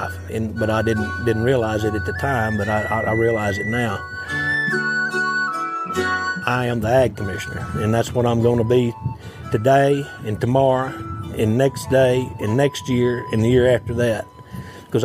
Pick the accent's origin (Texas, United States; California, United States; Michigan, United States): Texas, United States; De Leon; I grew up in Comanche County, a little town called De Leon, Texas.